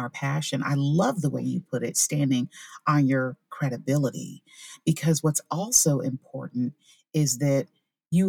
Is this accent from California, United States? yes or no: no; Orlando, Florida, United States; I'm from Orlando, Florida